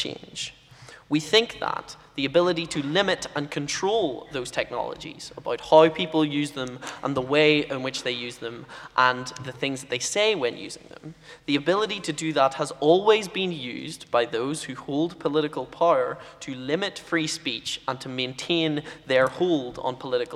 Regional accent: United Kingdom; as a British person with a funny accent

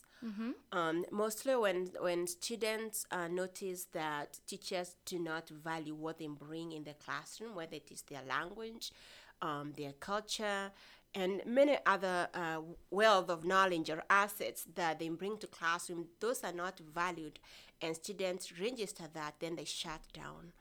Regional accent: Kenya; first language Kimeru, Swahili; English is a second language; moved away; So I grew up in Kenya, rural setting in Kenya. Mm-hmm. I grew up speaking two languages, Kimeru and Kiswahili.

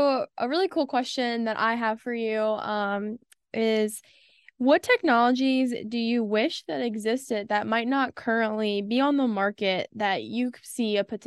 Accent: Southeast Virginia, United States; I'm from Southeast Virginia

